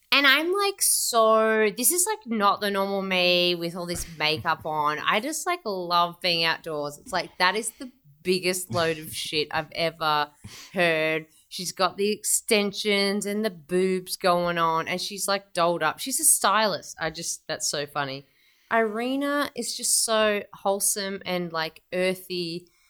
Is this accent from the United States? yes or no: no; Melbourne, Victoria, Australia; now in Sydney, Australia; I'm from Melbourne originally.